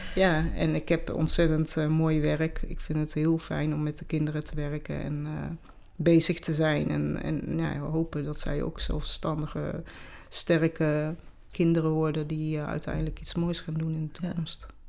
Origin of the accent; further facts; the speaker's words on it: North Brabant, Netherlands; accent: Brabantse; also born or lived in Peru; de Brabantse accent